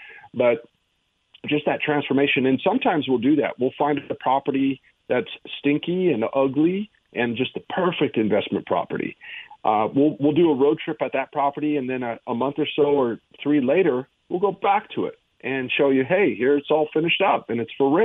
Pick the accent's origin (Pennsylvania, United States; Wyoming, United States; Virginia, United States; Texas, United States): Wyoming, United States; I'm from Wyoming